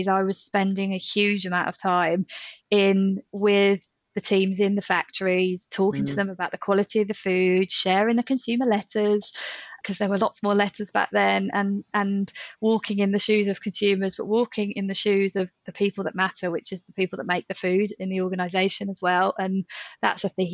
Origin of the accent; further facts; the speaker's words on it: Midlands, United Kingdom; moved away; also born or lived in North of England; I grew up in the Midlands, but I lived up north for maybe 10, 11 years